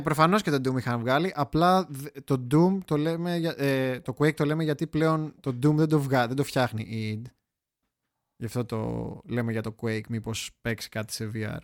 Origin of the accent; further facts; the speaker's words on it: Greece; εγώ που είμαι Έλληνας